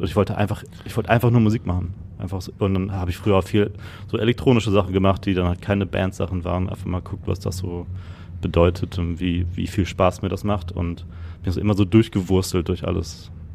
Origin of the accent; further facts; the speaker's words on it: Gütersloh, North Rhine-Westphalia, Germany; moved away as an adult; also born or lived in Netherlands / London; now in Hamburg, Germany; Ich komme gebürtig aus Gütersloh. Das ist äh, Westfalen, Ostwestfalen